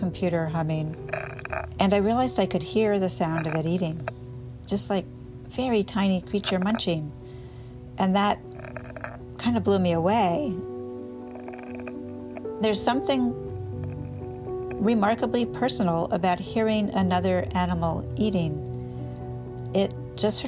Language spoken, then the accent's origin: English; Maine, United States; I landed back in my home state of Maine